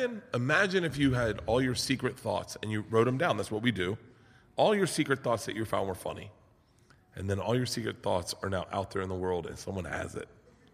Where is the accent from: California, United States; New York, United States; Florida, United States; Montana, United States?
Florida, United States; Tampa; I'm from Tampa.